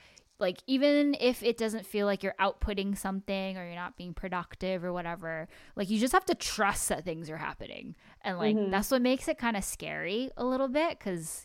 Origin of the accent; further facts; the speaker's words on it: United States; we share similar background of like being Japanese, mm-hmm. and like growing up in America